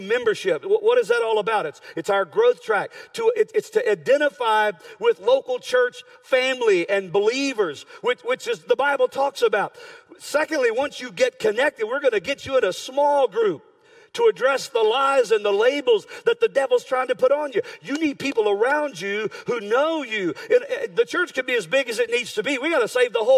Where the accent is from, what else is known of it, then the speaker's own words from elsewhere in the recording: United States; I'm an American born, red-blooded right here